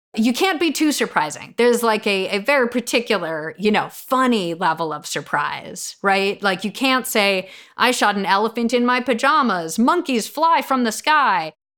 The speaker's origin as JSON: {"language": "English", "region": "New York", "country": "United States", "tie": "born or raised there", "said": "I'm a woman raised Jewish in New York."}